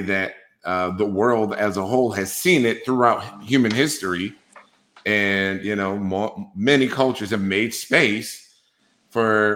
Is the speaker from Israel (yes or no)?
no; United States; as an American, especially a Black American